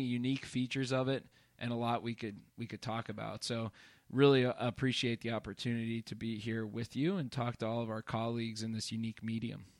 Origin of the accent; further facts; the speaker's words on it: northeastern Pennsylvania, United States; swore I would not return to my hometown, and, and here I am in little, uh, northeastern Pennsylvania